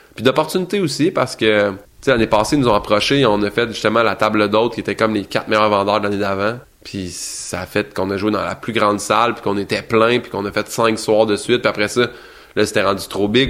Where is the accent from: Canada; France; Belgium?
Canada; Saint-Hyacinthe, Quebec; je vais descendre à Saint-Hyacinthe, qui est ma ville natale